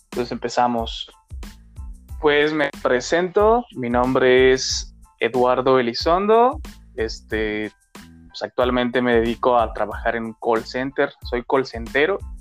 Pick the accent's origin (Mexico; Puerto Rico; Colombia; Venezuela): Mexico; tenemos como mexicanos otras creencias